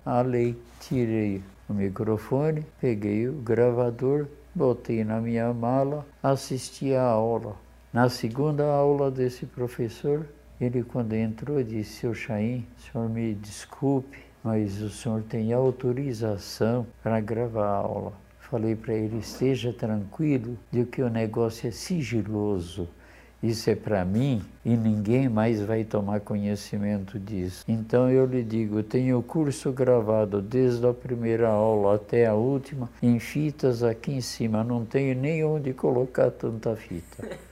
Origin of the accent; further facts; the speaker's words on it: Garça, São Paulo, Brazil; accent: caipira; also born or lived in Poland; Eu vim do centro do, do estado de São Paulo. Eu vim de Garça, quando eu cheguei aqui, todo mundo me chamava de caipira